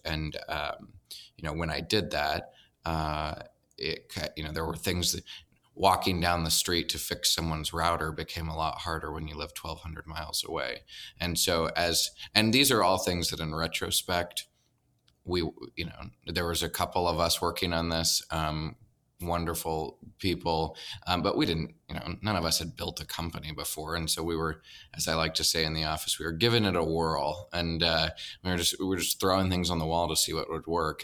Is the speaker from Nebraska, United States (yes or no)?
yes; Nebraska, United States; moved away as an adult; also born or lived in North Carolina